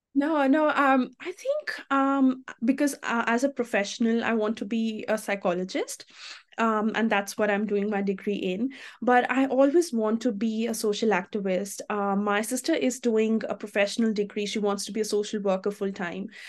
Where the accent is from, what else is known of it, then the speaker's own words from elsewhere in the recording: India; moved away as an adult; now in Australia; I'm from India